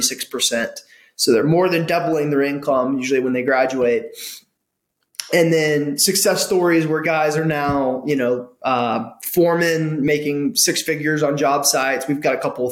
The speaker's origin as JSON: {"language": "English", "area": "suburbs of Atlanta, near Clarkston", "region": "Georgia", "country": "United States", "tie": "born or raised there", "said": "I grew up outside of Clarkston, just 15 minutes north of Clarkston, in the suburbs"}